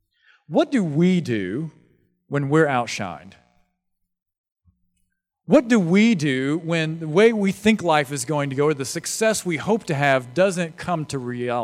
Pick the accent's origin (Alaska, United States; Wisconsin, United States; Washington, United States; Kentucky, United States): Kentucky, United States; Louisville; I explained to him, I'm from Louisville, and I think Louisville needs a big, healthy church in Louisville.